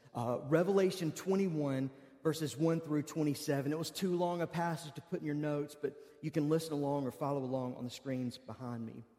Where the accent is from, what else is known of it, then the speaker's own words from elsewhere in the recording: United States; I'm an American